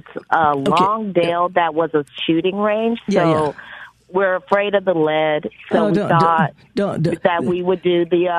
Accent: Meridian, Mississippi, United States; now in Magnolia, United States; Actually, I was born in Meridian, Mississippi.

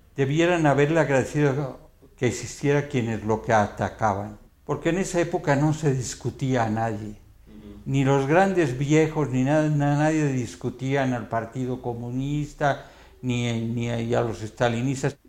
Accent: Mexico City, Mexico; Miscoac fue mi pueblo.

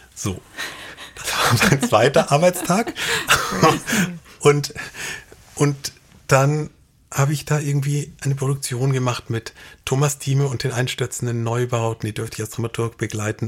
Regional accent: Munich, Bavaria, Germany; moved away; also born or lived in Darmstadt; ich bin in München aufgewachsen

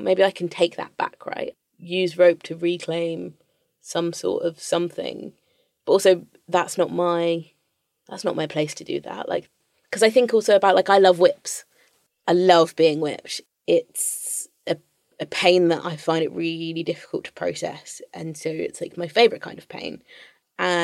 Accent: London, United Kingdom

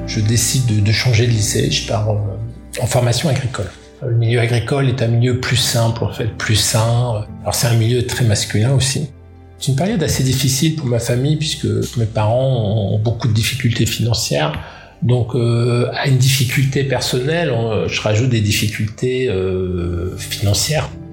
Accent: Roubaix, Hauts-de-France, France; Je suis né à Roubaix, donc une ville ouvrière, une ville à problème, et une ville attachante une ville de brassage

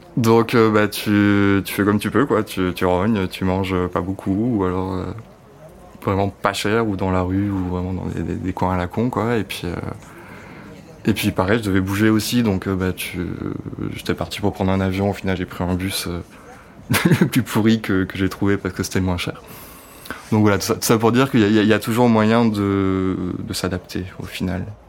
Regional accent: Cantal, Auvergne-Rhône-Alpes, France; moved away as an adult; now in Paris, France; j'habite à Paris depuis, euh, depuis que j'ai 18 ans, donc ça fait une douzaine d'années maintenant. Et je viens du Cantal à la base

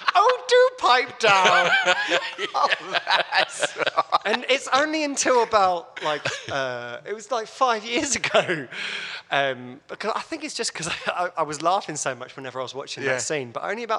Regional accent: Hatfield, East of England, United Kingdom; when I grew up in Hatfield

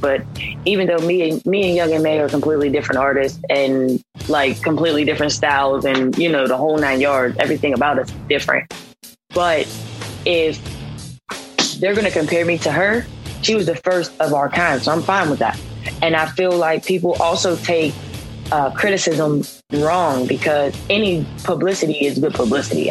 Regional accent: Pittsburgh, Pennsylvania, United States; I'm from Pittsburgh

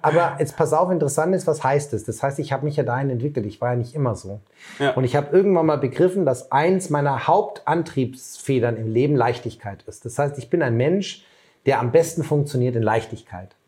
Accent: Bavaria, Germany; moved away; Ich komme ja ursprünglich aus Bayern

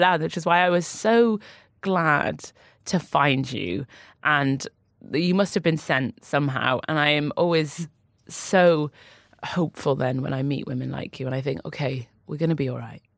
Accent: Newcastle upon Tyne, North East England, United Kingdom; moved away; also born or lived in London; I grew up in Newcastle. My family are still in Newcastle. I'm a northern lass.

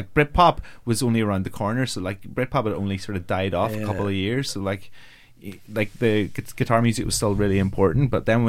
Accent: Omagh, Northern Ireland, United Kingdom; When I was 14, I had a military jacket. I'm a Irish Catholic who lived in Oma

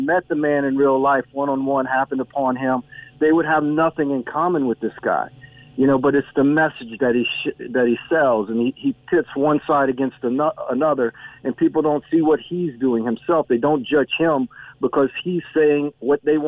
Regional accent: United States; now in Ireland; my state, my home state

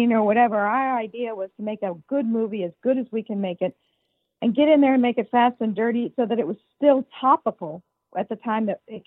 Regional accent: suburbs of Chicago, Illinois, United States; moved away; I grew up in the suburbs of Chicago

